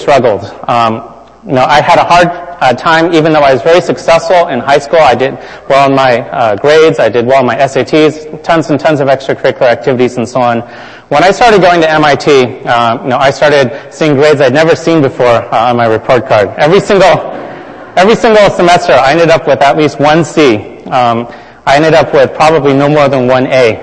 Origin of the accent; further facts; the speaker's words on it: California, United States; I grew up in California